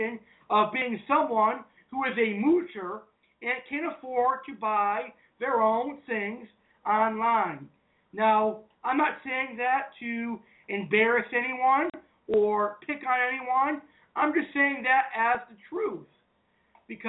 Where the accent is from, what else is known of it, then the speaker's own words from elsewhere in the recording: United States; I'm an American, I'm a hardworking American